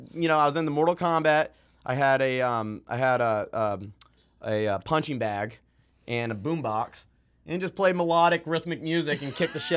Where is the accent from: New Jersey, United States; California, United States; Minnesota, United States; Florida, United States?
Florida, United States; Jacksonville; born there; also born or lived in Georgia / Missouri / Maine; So I was born in Jacksonville, Florida. Spent very brief time there. I mean, I was just born there. That's where all my family's from. But we were actually living in Georgia. At the time. So I've lived in Florida, Georgia, Missouri.